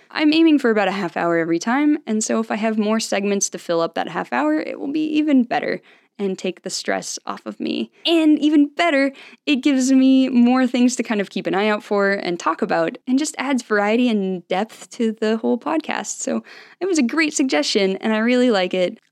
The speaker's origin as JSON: {"language": "English", "town": "Salt Lake City", "region": "Utah", "country": "United States", "tie": "born or raised there", "said": "I grew up in Salt Lake City, Utah"}